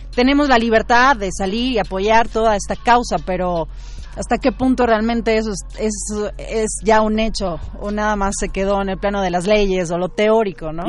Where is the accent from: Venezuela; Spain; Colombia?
Venezuela; moved away as an adult; now in Mexico City, Mexico; Yo soy venezolana